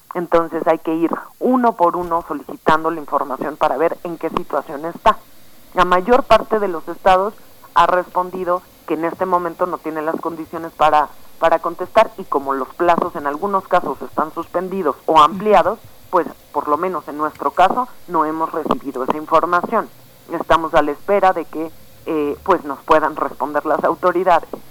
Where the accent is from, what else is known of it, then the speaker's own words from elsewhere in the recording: Mexico; como población mexicana